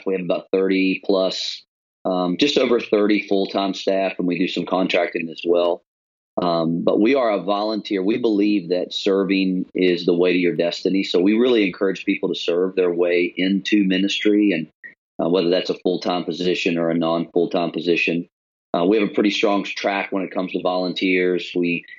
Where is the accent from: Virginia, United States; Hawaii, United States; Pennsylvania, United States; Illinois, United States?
Virginia, United States; Richmond; moved away as an adult; now in Charlotte, United States; We actually came from another part of the East Coast. We're from Richmond originally. And so moved here 15 years ago